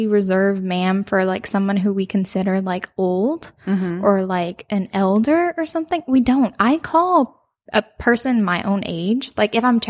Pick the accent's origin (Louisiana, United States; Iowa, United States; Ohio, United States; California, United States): Louisiana, United States; Cajun country; we are from Cajun country.